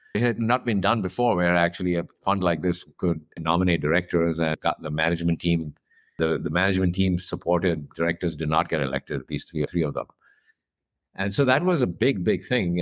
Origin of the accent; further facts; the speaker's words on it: India; moved away; I grew up in India, I'm from there